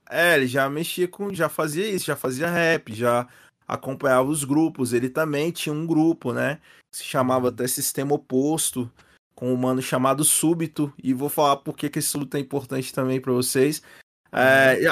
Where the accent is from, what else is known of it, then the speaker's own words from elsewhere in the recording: Brasília, Federal District, Brazil; falando aqui da minha terra